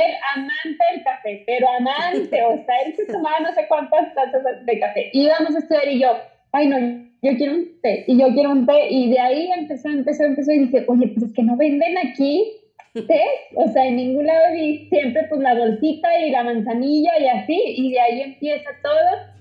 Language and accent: Spanish; Saltillo, Coahuila, Mexico; soy de Saltillo. Ah, ok. Saltillo, Coahuila